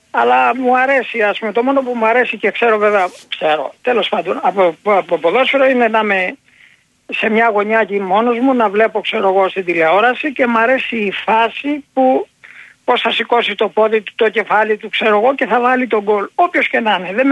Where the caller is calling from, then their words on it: Corfu, Ionian Islands, Greece; από την Κέρκυρα και παίρνω για πρώτη φορά.